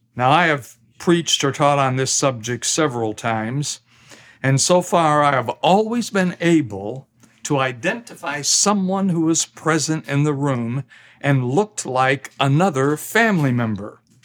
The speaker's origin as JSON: {"language": "English", "region": "Midwest", "country": "United States", "tie": "born or raised there", "also_born_or_lived": "US South", "moved": "yes", "said": "I'm a Midwesterner by birth, but a Southerner by marriage and by conviction"}